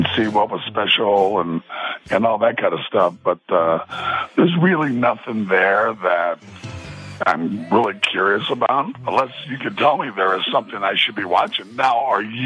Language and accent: English; Lodi, California, United States; where I was born in Lodi.